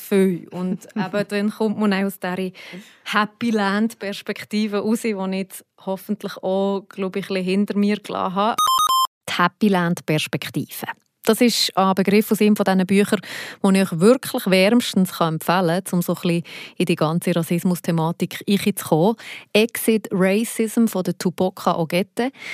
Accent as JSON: {"language": "German", "country": "Switzerland", "said": "hier bei uns in der Schweiz"}